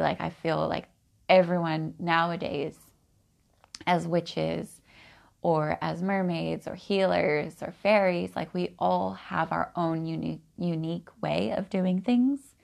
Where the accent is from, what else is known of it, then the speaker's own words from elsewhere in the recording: Oregon, United States; Growing up in Oregon, I've always been a bit eccentric